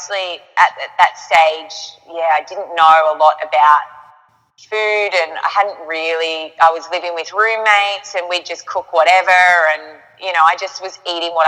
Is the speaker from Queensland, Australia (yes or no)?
no; Yarrawonga, Victoria, Australia; I'm from Yarrawonga, Mooala, up on the border of New South Wales and Victoria